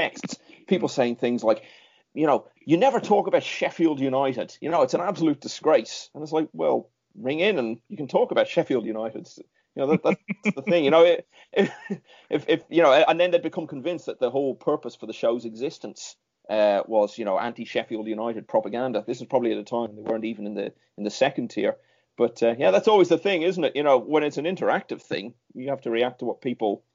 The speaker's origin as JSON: {"language": "English", "country": "Ireland", "tie": "born or raised there", "said": "growing up in Ireland at the time"}